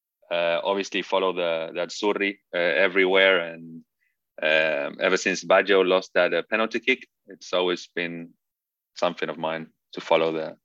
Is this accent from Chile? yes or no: yes; Chile; also born or lived in England; So I grew up in this very Italian environment, even though I grew up in Chile and in England. Never actually lived in Italy.